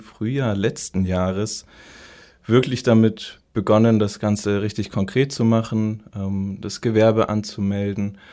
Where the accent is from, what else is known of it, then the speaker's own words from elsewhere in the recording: Munich, Bavaria, Germany; moved away as an adult; also born or lived in Marburg; Und dann bin ich immer wieder so in meine Heimatstadt München zurückgekommen